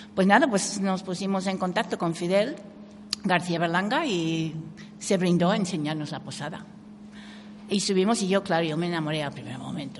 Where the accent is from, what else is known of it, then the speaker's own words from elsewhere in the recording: Canada; Spanish is a second language; moved away as an adult; also born or lived in England; now in Cuenca, Spain; Yo nací en Inglaterra, mi familia es inglesa, soy, mis padres emigraron a Canadá